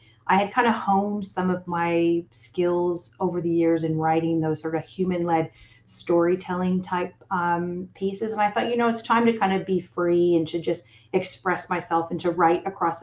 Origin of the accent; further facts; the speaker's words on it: Toronto, Ontario, Canada; moved away as an adult; now in Australia; back in my hometown of Toronto and then came out to Australia